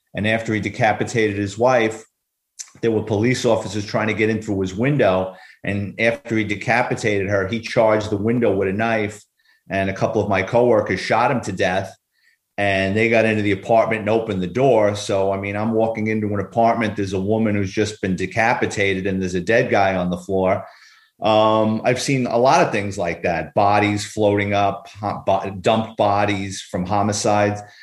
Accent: New York City, New York, United States; a little boy growing up in New York City.

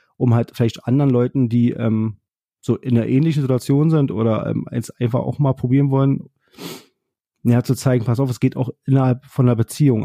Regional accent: Berlin, Germany; ich komme ja nun aus Berlin und war halt gerade im Zug wieder zurück nach Berlin

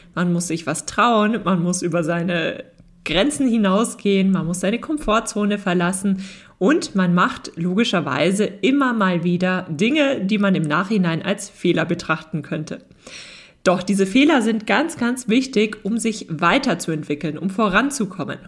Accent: Germany; bei uns in Deutschland

